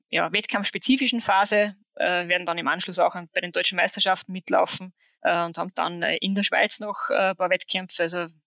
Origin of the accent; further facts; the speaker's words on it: Hochfilzen, Tyrol, Austria; Hochfilzen wäre naheliegend, weil es einfach mein Heimatort ist